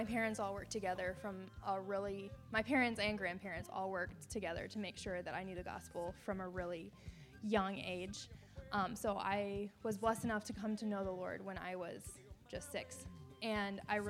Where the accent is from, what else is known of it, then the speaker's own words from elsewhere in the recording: United States; I am from the Quad Cities area. It's like an hour and a half north of here.